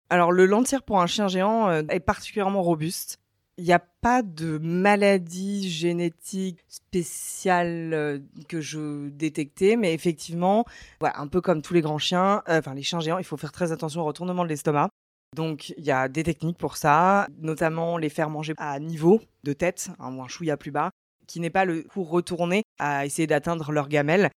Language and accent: French; Paris, Île-de-France, France; j'habite à Paris, je suis parisienne à la base.